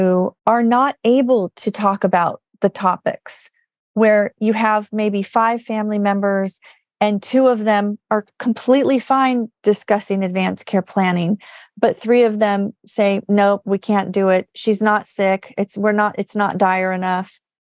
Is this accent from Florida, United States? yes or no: no; California, United States; I'm from California